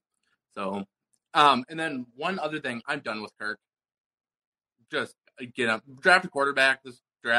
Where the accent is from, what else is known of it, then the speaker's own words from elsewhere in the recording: Buffalo, Minnesota, United States; I'm from Buffalo.